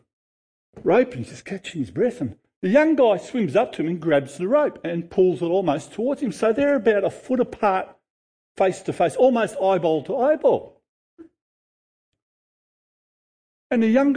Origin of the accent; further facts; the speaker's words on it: Noble Park, Victoria, Australia; I grew up in Noble Street, Noble Park